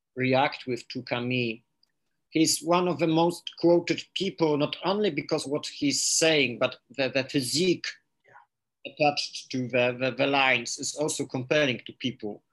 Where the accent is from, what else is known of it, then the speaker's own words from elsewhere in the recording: Poland; first language Polish; English is a second language; I read Polish because this is my my uh, my native language